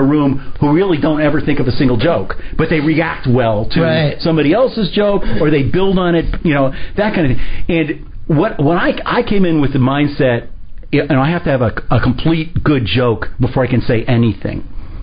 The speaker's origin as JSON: {"language": "English", "town": "Armonk", "region": "New York", "country": "United States", "tie": "born or raised there", "moved": "yes", "lives_now": "Miami, United States", "said": "When I was a kid, I grew up in Armonk, New York, and I played Little League there"}